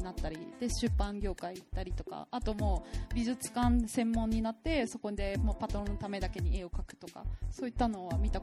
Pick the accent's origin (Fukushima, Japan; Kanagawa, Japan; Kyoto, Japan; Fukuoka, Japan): Fukuoka, Japan; moved away as an adult; also born or lived in Shibuya, Tokyo; now in Tokyo, Japan; 生まれも育ちも福岡県民なので